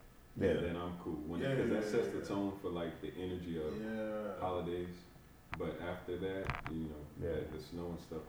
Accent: Cairo, Cairo Governorate, Egypt; moved away; also born or lived in Arizona; where I'm from Cairo, Egypt, so it gets very 120-ish past

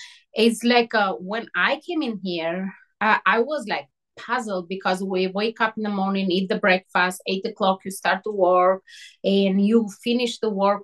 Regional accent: Albania; moved away as an adult; I grew up in Albania

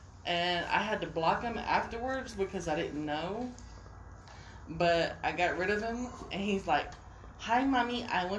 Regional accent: Charleston, South Carolina, United States; now in Texas, United States; I am originally from Charleston, South Carolina. I live in Texas.

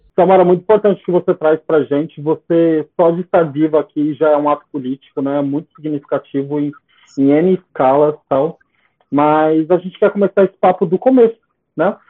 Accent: São Paulo, Brazil; eu, sou da Zona Leste

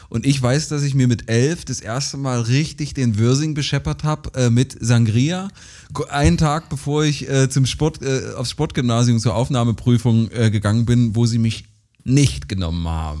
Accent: rural Saxony-Anhalt near Bitterfeld, Germany; auf dem Dorf, also in der sachsen-anhaltinischen, an, sachsen-anhaltischen Provinz groß geworden

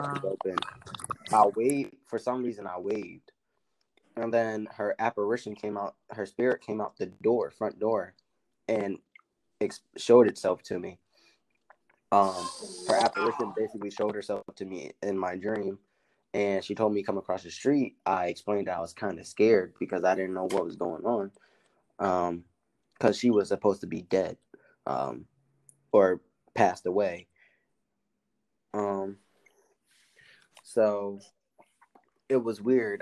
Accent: Philadelphia, Pennsylvania, United States; moved away as an adult; now in New Hampshire, United States; I'm a rapper from Philly

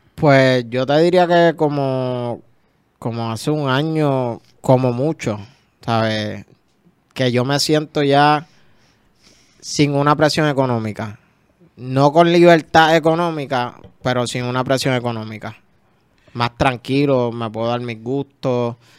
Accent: San Juan, Puerto Rico; yo soy de Cupa y de las cumbres, San Juan

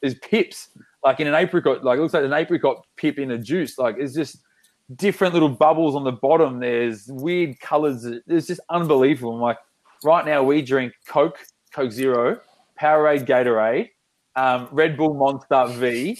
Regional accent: Australia; we're so Aussie

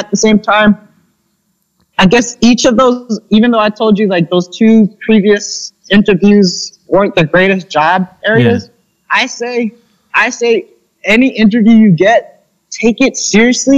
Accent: United States; moved away; also born or lived in Philippines / California / New York; I was born and raised in the States, California, New York.

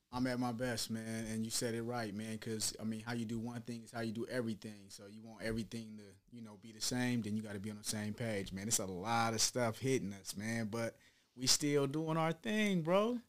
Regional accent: Long Beach, California, United States; also born or lived in Chicago; I'm really raised in Long Beach

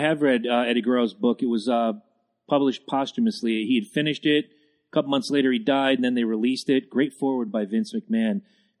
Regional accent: Northeast, United States; we're from the Northeast

